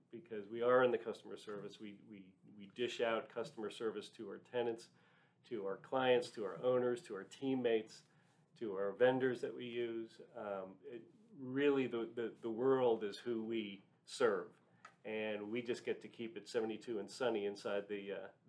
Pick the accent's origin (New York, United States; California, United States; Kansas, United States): New York, United States; moved away as an adult; also born or lived in Gettysburg, Pennsylvania; now in Dallas, United States; I grew up in New York, and instead of actually working in Manhattan like my father and his father and all generations before, I moved to Dallas